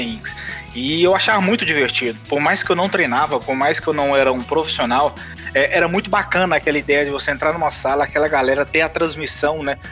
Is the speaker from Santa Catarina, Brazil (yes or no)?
no; Goiânia, Goiás, Brazil; sou de Goiânia, natural de Goiânia